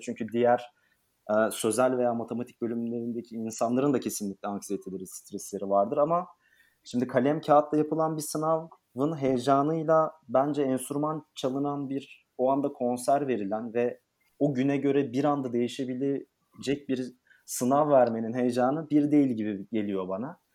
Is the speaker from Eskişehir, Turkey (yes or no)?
yes; Eskişehir, Turkey; moved away as an adult; also born or lived in Istanbul; 1992 yılında Eskişehir'de doğdum.